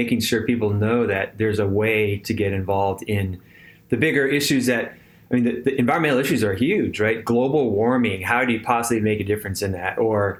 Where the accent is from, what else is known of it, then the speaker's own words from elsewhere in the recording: California, United States; moved away as an adult; now in Tennessee, United States; when I was growing up in California